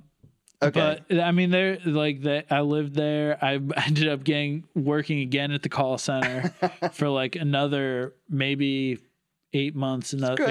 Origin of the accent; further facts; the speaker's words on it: Southington, Connecticut, United States; Southington, Connecticut. It's like okay. Central Connecticut, kind of halfway between, Hartford and New Haven.